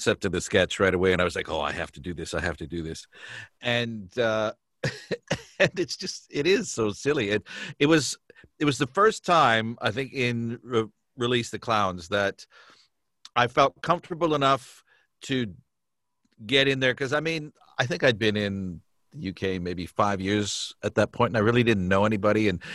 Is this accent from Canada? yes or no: yes; Canada; being Canadian